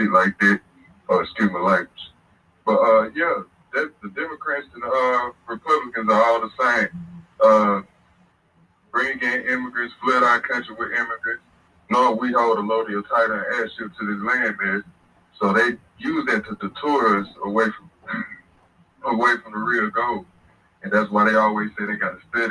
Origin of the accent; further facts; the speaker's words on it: Mississippi, United States; I'm from Mississippi. I'm indigenous to Mississippi